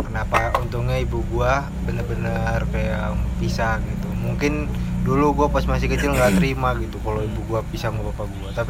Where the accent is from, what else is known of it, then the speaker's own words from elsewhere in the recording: Serang, Banten, Indonesia; accent: Serang; belum pada tahu ya kita nih dari Serang